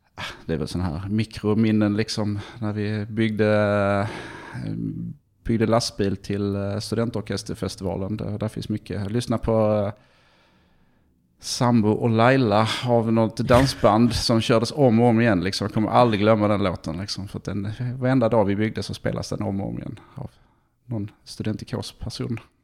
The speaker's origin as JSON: {"language": "Swedish", "town": "Malmö", "region": "Skåne", "country": "Sweden", "tie": "born or raised there", "also_born_or_lived": "England / Stockholm / China", "moved": "as an adult", "lives_now": "Palo Alto, United States", "said": "sen så flyttade vi till Malmö när jag var tre. tre. Så det, att det, eh, vi är väl mest Malmöbo får man säga"}